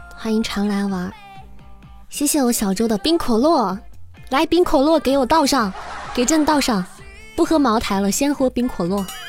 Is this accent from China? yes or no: yes; Xi'an, Shaanxi, China; 我还不是西安的，我是西安郊区的